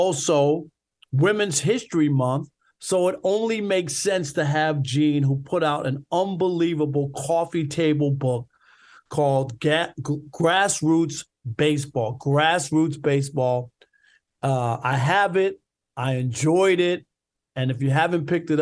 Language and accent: English; New York, United States; when I grew up in New York, the St. Albans Little League